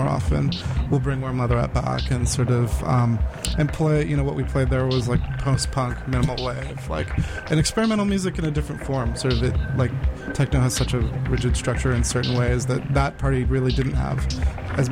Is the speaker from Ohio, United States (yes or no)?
no; Maryland, United States; moved away; I'm from Maryland originally